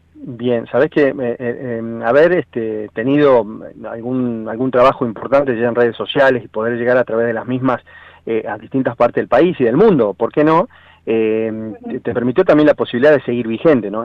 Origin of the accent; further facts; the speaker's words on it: Tucumán, Argentina; que era tucumana